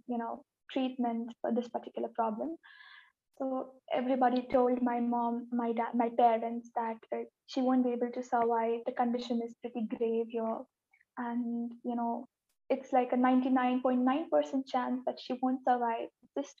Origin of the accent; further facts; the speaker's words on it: India; I am from India and I am 18 years old.